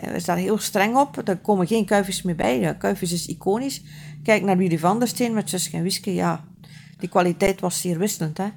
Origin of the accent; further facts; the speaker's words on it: West Flanders, Belgium; ik ben van West-Vlaanderen